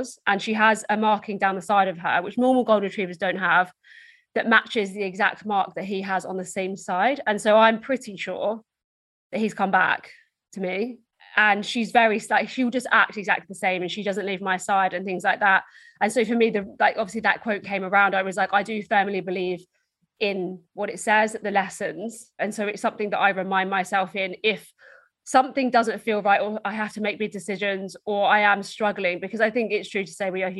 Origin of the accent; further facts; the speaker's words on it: Essex, East of England, United Kingdom; So I'm from Essex in the UK, which is just outside London.